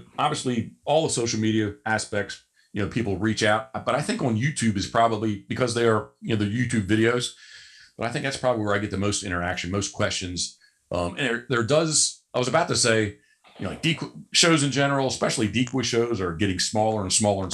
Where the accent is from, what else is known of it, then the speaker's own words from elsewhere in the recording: Havre de Grace, Maryland, United States; I was born in Havre de Grace, Maryland.